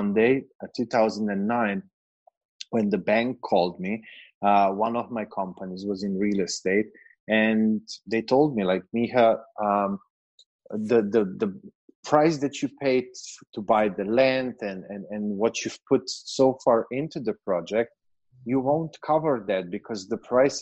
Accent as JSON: {"language": "English", "country": "Slovenia", "moved": "as an adult", "lives_now": "Serbia", "said": "I'm from Slovenia, which is a very, very small country in Eastern Europe, just 2 million people."}